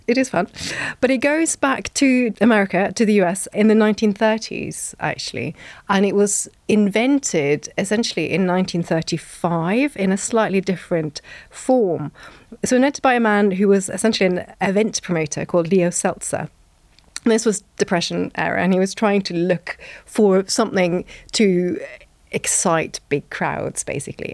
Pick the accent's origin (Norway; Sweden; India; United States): Norway; moved away; also born or lived in Bath; growing up in Norway